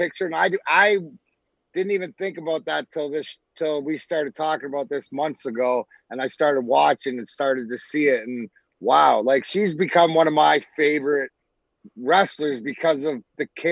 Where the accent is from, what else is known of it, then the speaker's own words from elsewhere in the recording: Scotland, United Kingdom; I'm Scottish